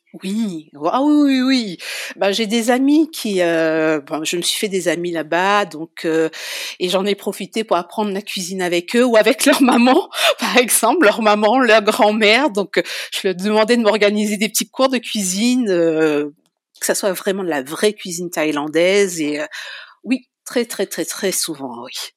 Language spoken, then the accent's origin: French; Saint-Louis, Réunion; moved away as an adult; also born or lived in Saint-Paul, Réunion / Paris region, France; now in Auvergne, France; on a migré sur Saint-Louis. J'ai grandi à Saint-Louis. Et j'ai quitté la Réunion avec mon compagnon en 2006